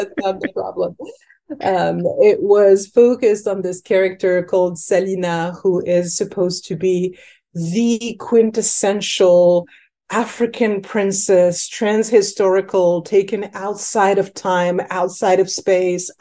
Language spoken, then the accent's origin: English; Paris, Île-de-France, France; also born or lived in Senegal (ancestry); now in Chicago, United States; I grew up in Paris, right? I'm a French woman of Senegalese descent